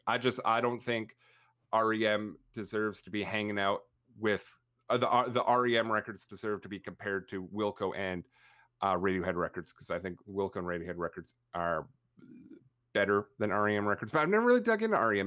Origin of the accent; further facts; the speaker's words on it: Canada; I'm Canadian, 'cause up here we have a band called